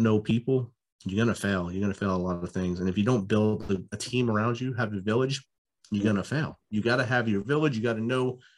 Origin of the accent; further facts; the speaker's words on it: New Jersey, United States; moved away as an adult; growing up in New Jersey